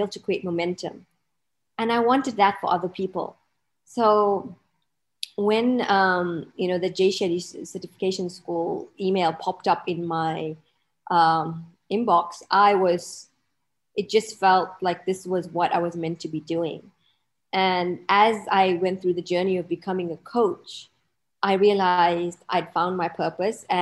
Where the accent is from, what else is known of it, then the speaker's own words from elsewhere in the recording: Malawi; now in Dubai, United Arab Emirates; I'm based in Dubai, but I'm actually originally from a little country in Africa called Malawi